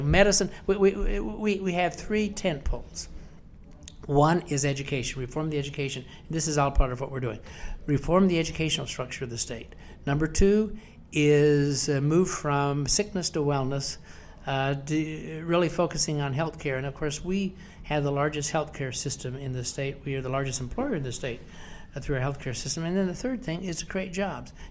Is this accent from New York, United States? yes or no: no; West Virginia, United States; the Appalachian family, of which we are, we are fiercely Appalachian in, in West Virginia